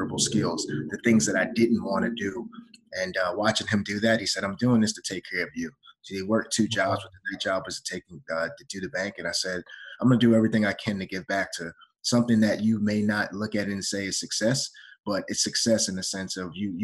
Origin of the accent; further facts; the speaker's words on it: United States; my brother and I as young men growing up in America